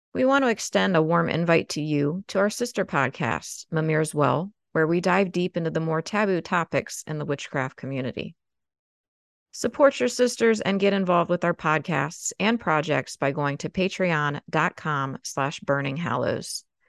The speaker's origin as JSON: {"language": "English", "region": "Maryland", "country": "United States", "tie": "born or raised there", "said": "Growing up in Maryland"}